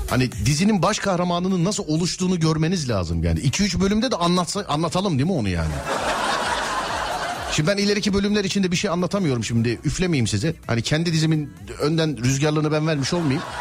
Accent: Istanbul, Turkey; İstanbul abi.

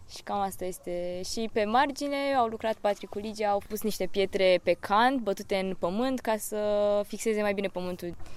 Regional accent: Galați, Galați County, Romania; moved away as an adult; now in Bucharest, Romania; am 23 de ani și vin din Galați, dar studiez la București

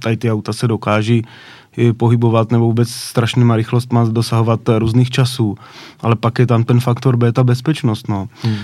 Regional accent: Náměšť nad Oslavou, Vysočina Region, Czechia; v náměšť na to slavu, odkud pocházím

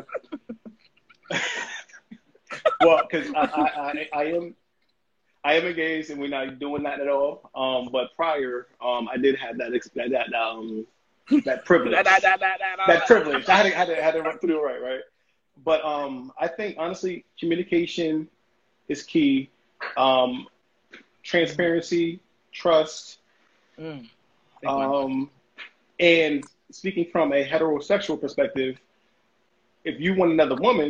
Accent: United States; I'm American

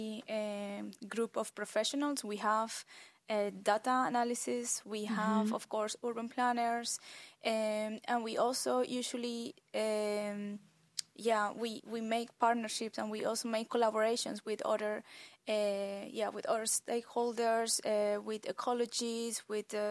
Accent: Colombia; moved away; I am originally from Colombia

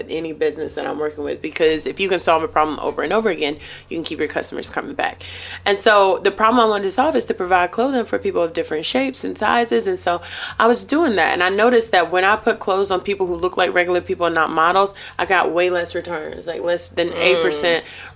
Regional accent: Durham, North Carolina, United States; I'm originally from Durham, North Carolina

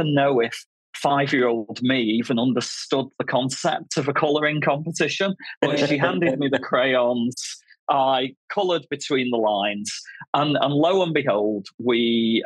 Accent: Manchester, North West England, United Kingdom; now in Bristol, United Kingdom; I grew up in Manchester in the north of England.

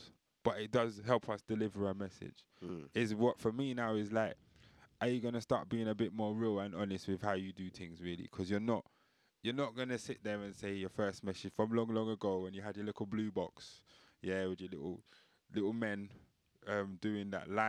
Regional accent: India; I'm Indian, so I'm trying to just not.

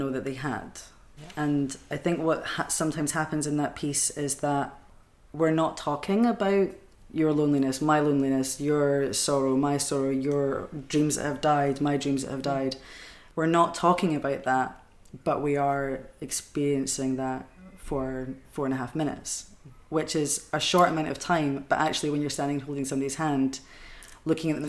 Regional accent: Edinburgh, Scotland, United Kingdom; now in Glasgow, United Kingdom; I grew up in Edinburgh

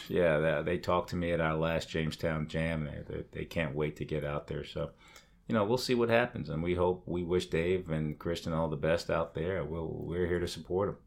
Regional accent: England, United Kingdom; moved away; Growing up in England

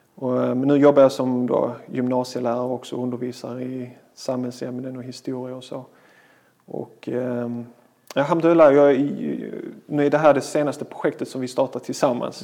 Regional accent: Malmö, Skåne, Sweden; Född och uppväxt i Malmö.

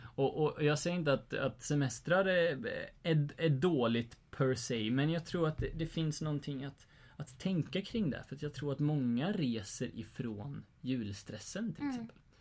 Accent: Sweden; vi egentligen som svenskar

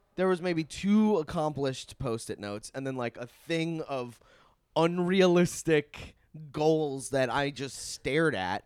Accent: Long Island, New York, United States; born or raised there

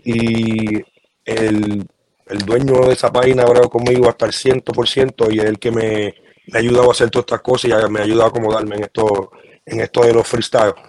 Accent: Puerto Rico; yo soy de Coupé y toda mi familia es de Caimito

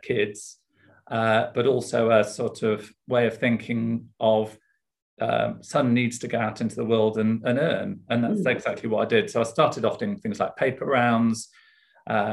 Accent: Leeds, Yorkshire and the Humber, United Kingdom; also born or lived in Sheffield; I grew up in Yorkshire, in Leeds. So I'm a Yorkshire lad, born and bred

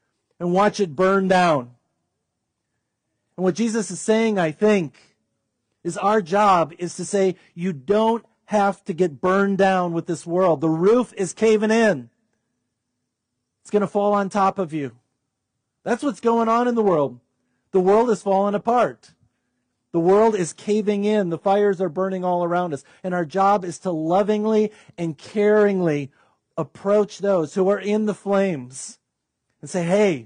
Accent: United States; us as wealthy, healthy Americans

